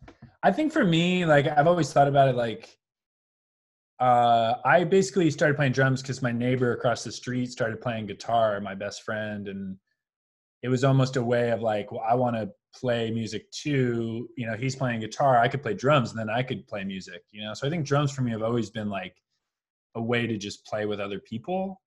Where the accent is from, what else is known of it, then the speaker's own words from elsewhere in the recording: Long Island, New York, United States; moved away as an adult; also born or lived in Brooklyn, New York; now in Los Angeles, United States; I grew up on Long Island.